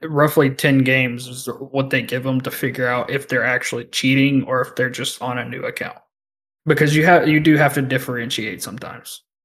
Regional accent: the South, United States; I'm from the South

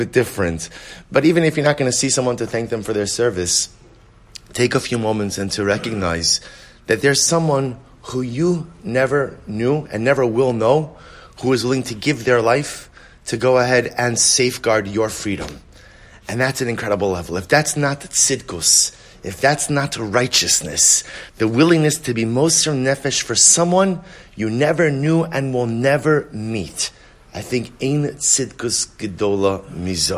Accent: United States; as an American

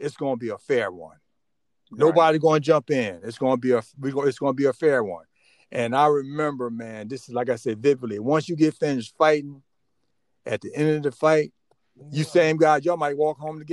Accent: Plainfield, New Jersey, United States; also born or lived in Elizabeth City, North Carolina; now in Charlotte, United States; most of my life I grew up in New Jersey in Plainfield

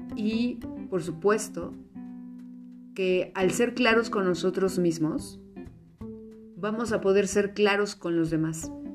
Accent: Mexico; en una cultura como la mexicana, donde partimos de familias que le llamamos muéganos

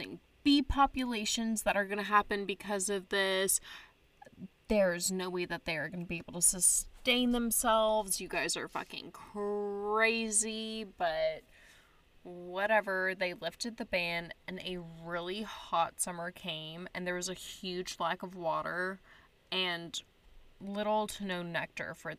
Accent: Texas, United States; I'm from Texas

